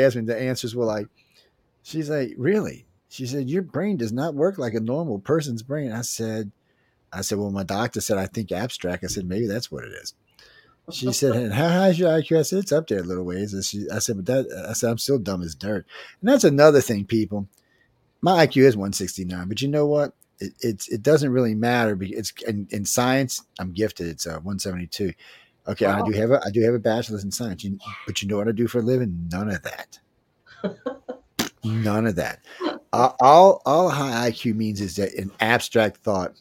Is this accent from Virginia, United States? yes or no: no; Cajun, Louisiana, United States; accent: Cajun; my Cajun accent